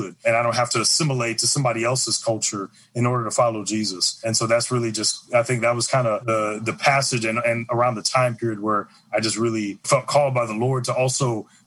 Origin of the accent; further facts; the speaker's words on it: St. Louis, Missouri, United States; I grew up in St. Louis, Missouri, very racially segregated city.